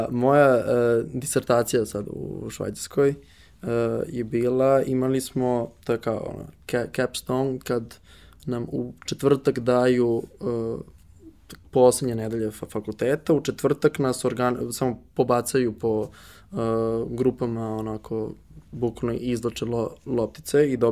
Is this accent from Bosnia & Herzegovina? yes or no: no; Serbia; also born or lived in Switzerland; mi kao Srbi